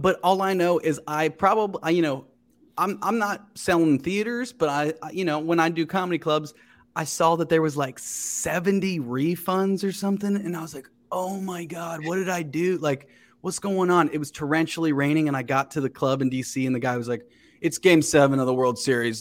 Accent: Cincinnati, Ohio, United States; moved away as an adult; also born or lived in West Chester, Ohio / Chicago / New York; now in Los Angeles, United States; I grew up in Cincinnati

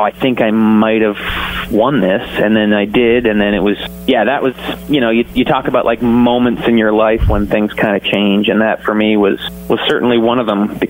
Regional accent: Canada; also born or lived in Toronto; my home country

